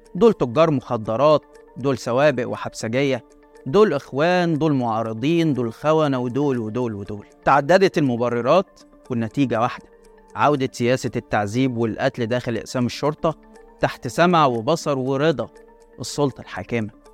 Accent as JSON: {"language": "Arabic", "country": "Egypt", "said": "احنا كمصريين"}